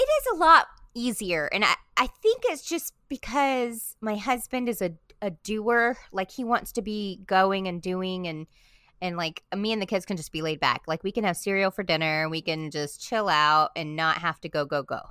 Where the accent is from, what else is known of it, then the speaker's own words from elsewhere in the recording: South Florida, United States; moved away; I grew up in South Florida, I'm just a Florida girl at heart.